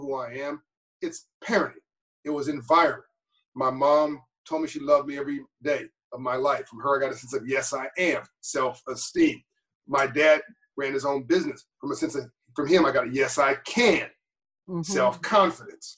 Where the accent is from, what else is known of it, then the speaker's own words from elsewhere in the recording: Los Angeles, California, United States; when I was growing up in Copley, California, in South Central